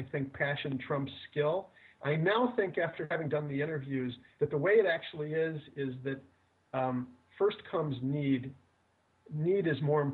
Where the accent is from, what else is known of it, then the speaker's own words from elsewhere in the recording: Midwest, United States; I come from the Midwest. I live outside Chicago